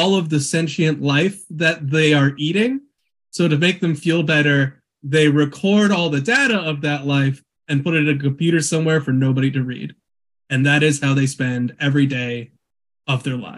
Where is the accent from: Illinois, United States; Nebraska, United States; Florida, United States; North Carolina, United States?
Nebraska, United States; Omaha; moved away; also born or lived in Lincoln, Nebraska / Twin Cities, Minnesota; I'm from Nebraska. I grew up in Omaha